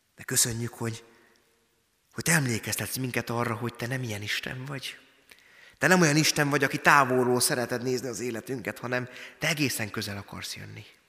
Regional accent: Tiszabecs, Szabolcs-Szatmár-Bereg, Hungary; moved away as an adult; now in Jánoshalma, Hungary; Tiszabecsen nőttem föl, Szatmárban, kelet-magyarországi származású vagyok.

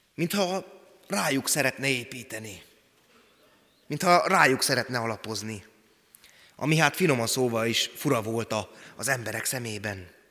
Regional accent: Szabolcs-Szatmár-Bereg, Hungary; accent: Szabolcs; moved away; szabolcsi szatmári gyerek vagyok

